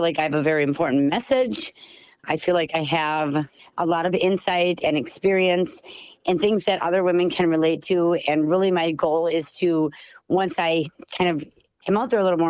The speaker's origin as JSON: {"language": "English", "town": "Sauk Centre", "region": "Minnesota", "country": "United States", "said": "I am from Sauk Center, Minnesota"}